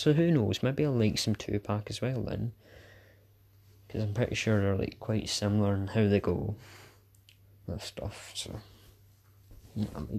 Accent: Scotland, United Kingdom; I'm Scottish

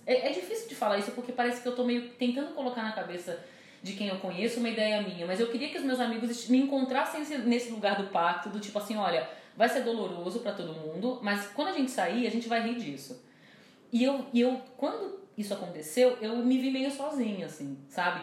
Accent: Brazil; enquanto brasileira

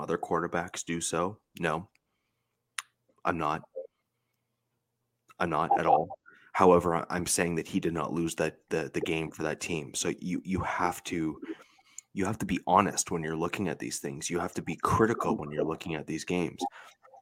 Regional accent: Central Ontario, Canada; I'm from Central Ontario here in Canada

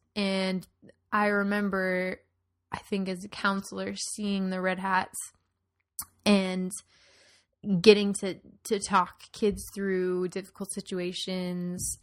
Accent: Tucson, Arizona, United States; moved away; I grew up in Tucson, which is pretty different from Phoenix

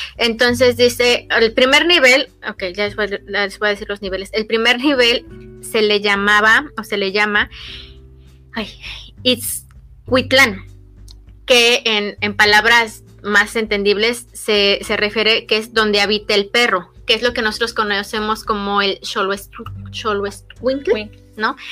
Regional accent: State of Mexico, Mexico; nosotras somos pues del Estado de México muy cerca del distrito

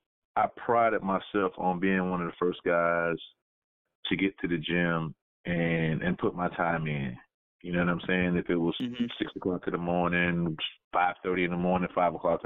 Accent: Orlando, Florida, United States; I'm from Orlando

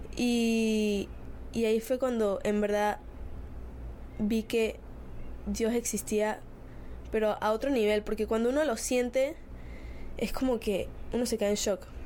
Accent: Spain; Soy de España

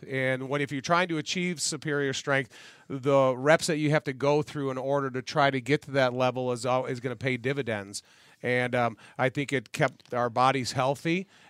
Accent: Joliet, Illinois, United States; Francis Rudiger, who I was raised with in Joliet

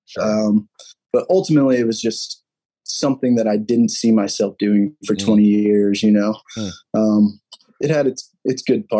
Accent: St. Louis, Missouri, United States; Dude, I'm from St. Louis. It's like life around

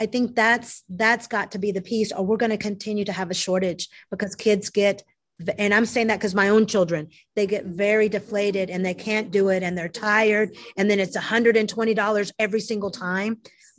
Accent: Mexico; now in United States; And I'm one of those, and I came from Mexico, so I get it. I've lost some Spanish.

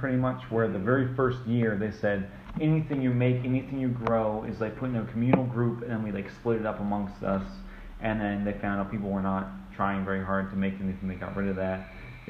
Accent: New Hampshire, United States; moved away as an adult

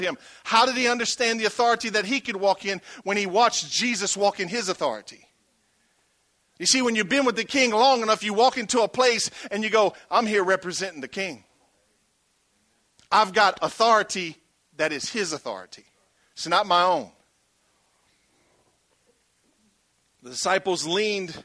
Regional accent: Franklin, Louisiana, United States; I was raised in Franklin, Louisiana.

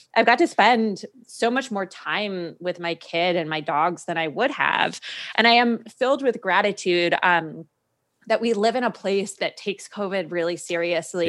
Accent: New England, United States; also born or lived in Washington, D.C.; now in San Francisco, United States; I'd never lived on the West Coast 'cause I grew up in New England

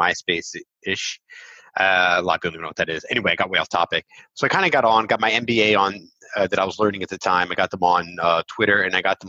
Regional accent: Philadelphia, Pennsylvania, United States; first language English; moved away as an adult; now in Israel; I went to Temple University, right? So I'm from Philly

